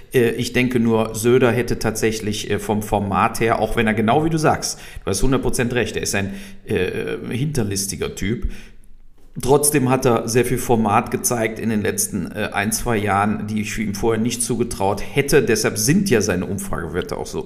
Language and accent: German; Germany; wir hier so hatten als Deutsche